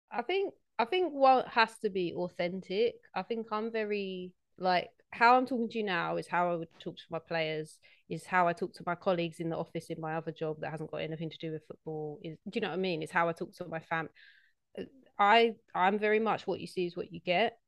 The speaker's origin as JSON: {"language": "English", "region": "London", "country": "United Kingdom", "said": "I'm from South East London"}